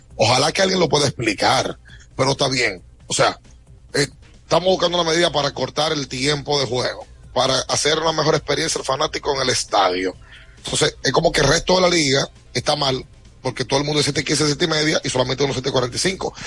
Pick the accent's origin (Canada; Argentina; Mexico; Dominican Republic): Dominican Republic; nosotros como dominicanos